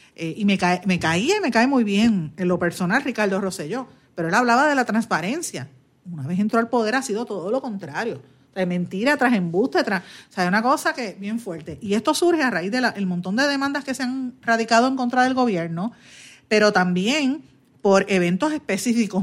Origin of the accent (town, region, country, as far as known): Puerto Rico